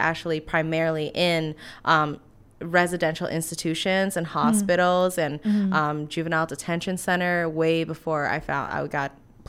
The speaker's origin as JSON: {"language": "English", "town": "Washington", "region": "District of Columbia", "country": "United States", "lives_now": "Savannah, United States", "said": "We live in Savannah, but I'm from Washington, D.C. originally."}